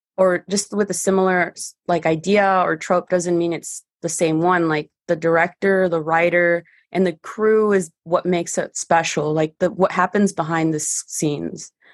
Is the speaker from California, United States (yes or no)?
yes; San Diego, California, United States; first language Spanish; English is a second language; I used to play baseball growing up, so I was the only girl playing baseball here at the North Park Little League. I also went into J V and varsity at San Diego High School.